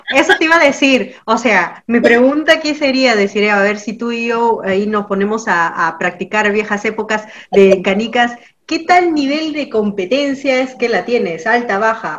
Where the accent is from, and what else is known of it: Peru